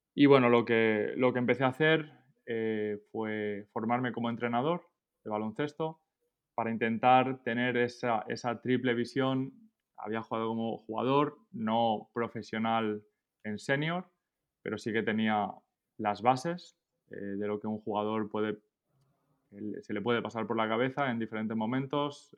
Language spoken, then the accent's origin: Spanish; Esparreguera, Catalonia, Spain; moved away as an adult; also born or lived in Minnesota, United States / Bonn, Germany; now in Paris, France; yo soy de, un pueblo de Barcelona, se llama Esparraguera